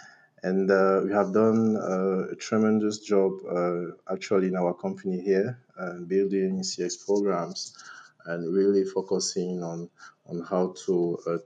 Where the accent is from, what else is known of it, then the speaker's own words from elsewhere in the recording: Cameroon; I'm from Cameroon, a country located in Central Africa